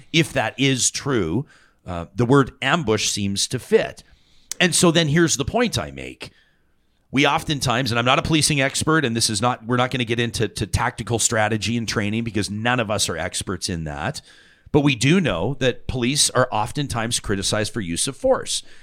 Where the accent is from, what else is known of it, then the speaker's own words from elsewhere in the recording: Calgary, Alberta, Canada; I grew up in Calgary